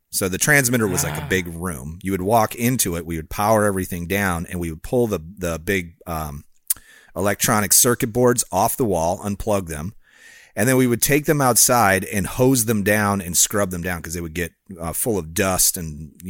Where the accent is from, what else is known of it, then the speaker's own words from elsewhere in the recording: Illinois, United States; I grew up near Chicago, you know, Harry Carey, come call the game.